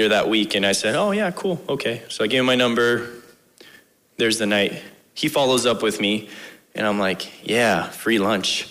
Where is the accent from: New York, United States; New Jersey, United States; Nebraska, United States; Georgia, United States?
Nebraska, United States; Bridgeport; I grew up in Bridgeport, Nebraska.